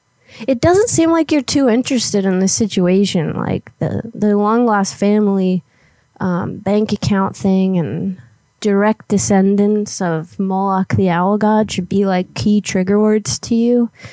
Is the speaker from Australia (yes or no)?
no; Guam; now in Florida, United States; Well, originally I'm from Guam, but I moved to the area. I'm in Florida now.